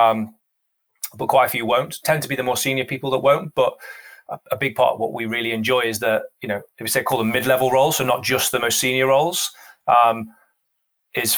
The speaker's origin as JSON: {"language": "English", "area": "the Northwest", "region": "North West England", "country": "United Kingdom", "said": "I'm from the Northwest"}